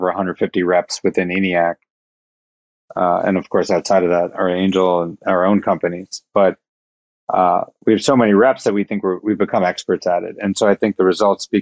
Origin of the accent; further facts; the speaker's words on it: Iowa, United States; I was born in Iowa